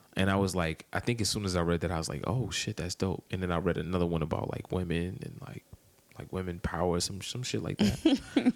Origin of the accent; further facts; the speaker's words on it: Maryland, United States; moved away as an adult; also born or lived in Washington, D.C.; now in Atlanta, United States; I'm from Maryland